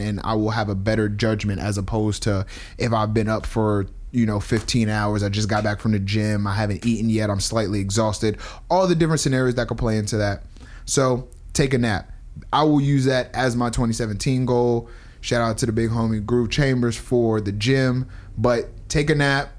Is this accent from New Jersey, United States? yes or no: yes; New Jersey, United States; I'm from Jersey.